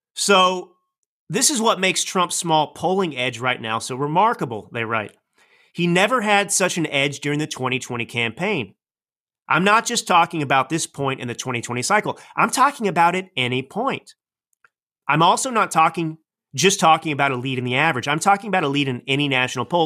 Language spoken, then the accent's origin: English; United States; as a proud American